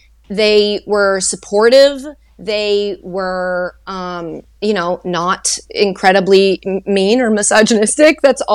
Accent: Framingham, Massachusetts, United States; I was born and raised in Framingham, Massachusetts.

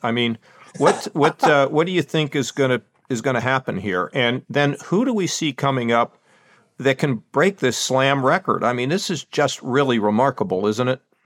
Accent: Pittsburgh, Pennsylvania, United States; moved away as an adult; also born or lived in Ohio; I grew up in Pittsburgh

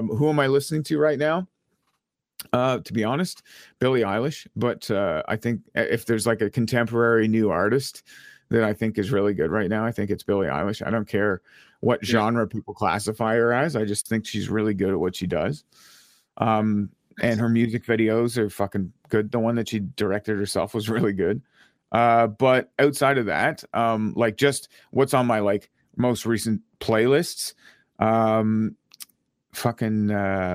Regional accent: Ottawa, Ontario, Canada; My hometown

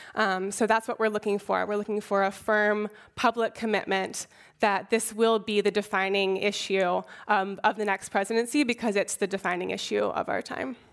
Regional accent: Oakland, California, United States; I was born and raised in Oakland

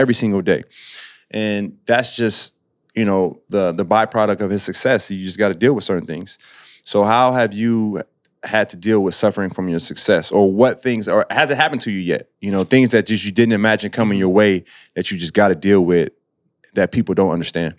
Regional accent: Illinois, United States; I grew up in Illinois

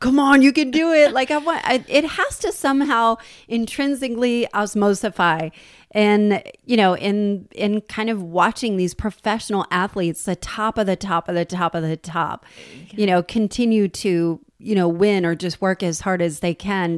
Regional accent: New Jersey, United States; I'm from New Jersey

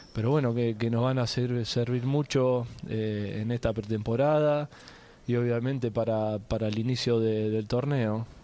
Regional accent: Argentina; argentino agradecido

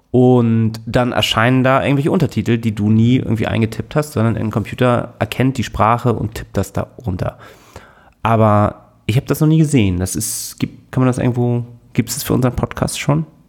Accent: Hamburg, Germany; ich bin doch auch geboren in Hamburg

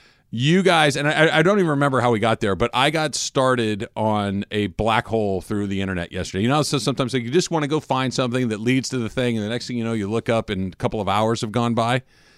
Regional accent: California, United States; So Al and I are Californians.

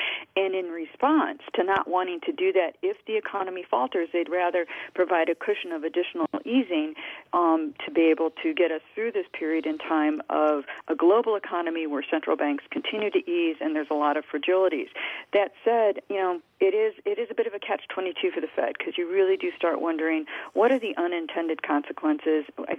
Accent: Detroit, Michigan, United States; I think back to the 1970s when I was growing up in the Detroit area

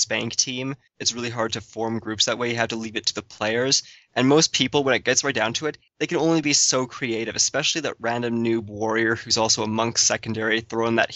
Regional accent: Canada; I'm Canadian

